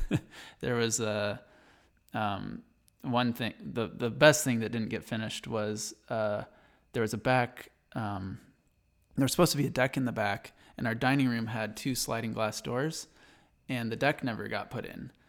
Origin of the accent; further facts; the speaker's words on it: Berrien Center, Michigan, United States; moved away as an adult; now in Idaho, United States; I was born in Berrien Center, Michigan, which is right by Berrien Springs, Michigan. Um, and I basically grew up till about nine or ten on the Andrews University campus